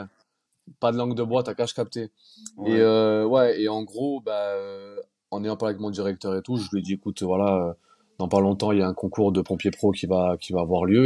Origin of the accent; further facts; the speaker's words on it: Nice, Provence-Alpes-Côte d'Azur, France; on est niçois